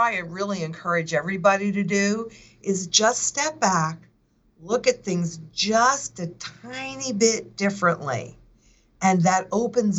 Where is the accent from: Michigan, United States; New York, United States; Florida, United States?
New York, United States; Kingston; moved away; that's my hometown, is Kingston